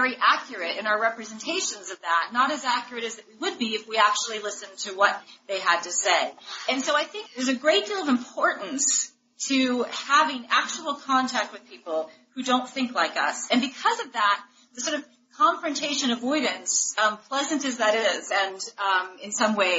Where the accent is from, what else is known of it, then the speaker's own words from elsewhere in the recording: St. Louis, Missouri, United States; now in Washington, D.C., United States; I'm from St. Louis, and I live in Washington, D.C.